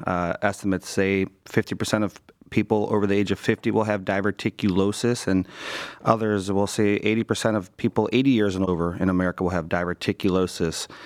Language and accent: English; Cleveland, Ohio, United States; Born and raised in Cleveland